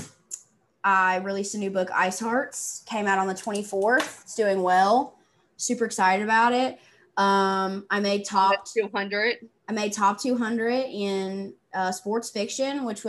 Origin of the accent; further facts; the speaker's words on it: the South, United States; accent: Southern; I'm from the South